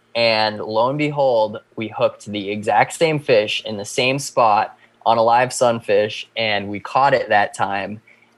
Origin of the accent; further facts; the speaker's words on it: Shutesbury, Massachusetts, United States; I was born and raised in Shutesbury.